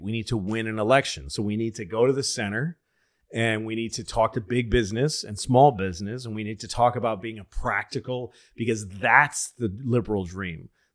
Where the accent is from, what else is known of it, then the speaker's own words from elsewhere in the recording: Boston, Massachusetts, United States; moved away; also born or lived in New York; I'm a Boston guy